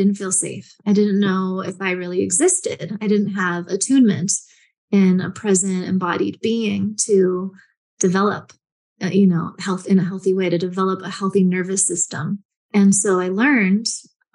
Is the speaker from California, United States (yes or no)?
yes; San Francisco, California, United States; I grew up in San Francisco